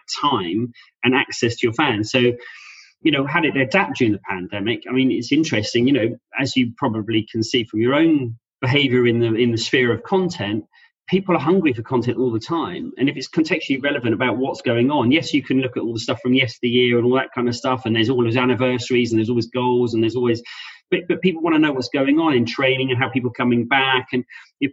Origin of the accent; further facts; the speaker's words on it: London, United Kingdom; being born and bred in South London